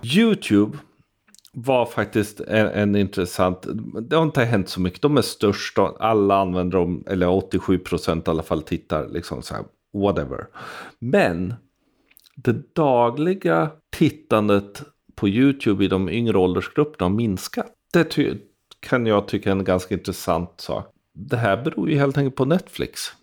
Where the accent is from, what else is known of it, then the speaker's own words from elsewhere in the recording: Sweden; som svensk befolkning